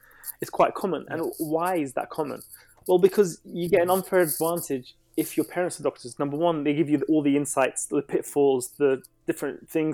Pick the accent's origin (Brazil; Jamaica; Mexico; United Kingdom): United Kingdom; London; also born or lived in Baghdad, Iraq; I came to London when I was 3 years old. I was born in Baghdad